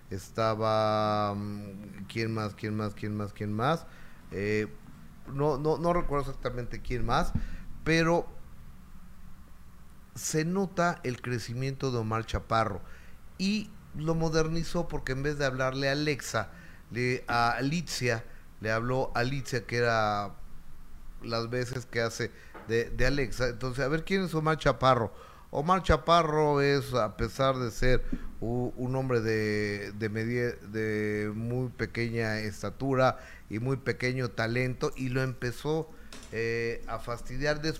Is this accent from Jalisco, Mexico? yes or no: no; Mexico City, Mexico; yo soy de aquí, pero creo que es la ciudad más bella del mundo, para mí.